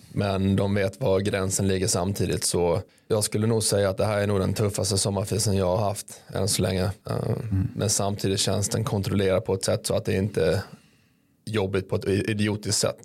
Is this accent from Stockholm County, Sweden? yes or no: no; Malmö, Skåne, Sweden; also born or lived in Mora; now in Örebro, Sweden; jag är ju från Malmö